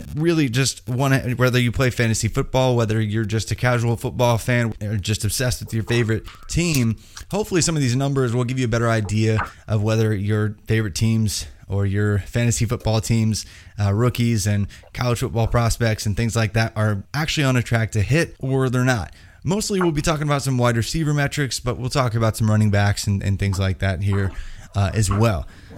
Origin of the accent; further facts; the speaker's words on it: Indiana, United States; Yeah, see, I'm from Indiana. The people from Kentucky I know do not talk like you, just saying.